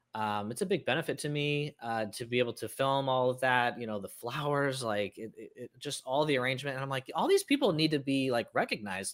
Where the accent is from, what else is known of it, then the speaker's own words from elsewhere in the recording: Cincinnati, Ohio, United States; I grew up in Cincinnati, uh, Ohio, which is where P&G is